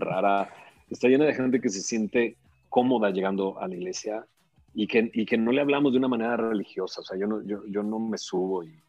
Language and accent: Spanish; Monterrey, Nuevo León, Mexico; moved away as an adult; me pude salir de Monterrey como si nada. Me vine, me casé y me salí de Monterrey